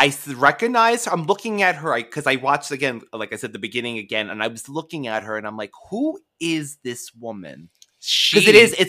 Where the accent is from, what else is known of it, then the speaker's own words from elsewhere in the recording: Philadelphia, Pennsylvania, United States; Because I am from West Philadelphia.